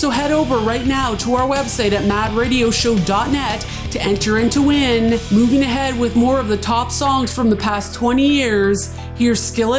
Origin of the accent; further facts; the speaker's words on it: Timmins, Ontario, Canada; my hometown of Timmins, Ontario